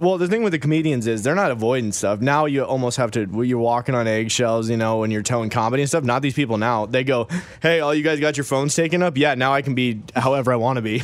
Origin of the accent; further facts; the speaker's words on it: Wyoming, United States; moved away; also born or lived in Michigan; we grew up originally in Wyoming and everybody wrestled there, okay? So I moved to Michigan